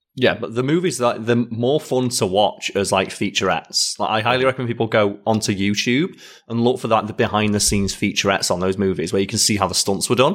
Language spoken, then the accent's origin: English; United Kingdom; as a Brit